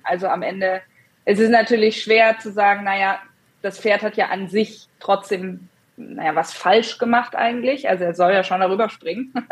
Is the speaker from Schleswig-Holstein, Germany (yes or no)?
no; Hesse, Germany; now in northern Germany; ich bin jetzt im Norden, aber ich komme ursprünglich aus Hessen